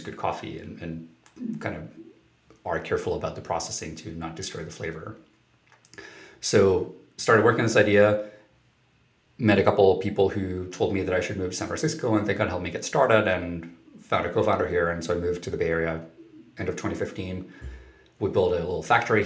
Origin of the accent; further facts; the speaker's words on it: Helsinki, Uusimaa, Finland; I grew up in Finland, in Helsinki, Finland.